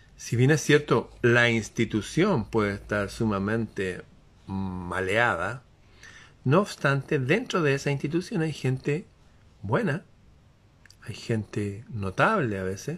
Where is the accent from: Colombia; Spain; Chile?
Chile; aquí en mi país